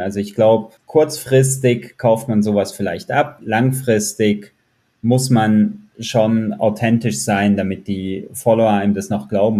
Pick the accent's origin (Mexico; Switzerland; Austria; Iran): Switzerland; Zurich; Ich komme aus Zürich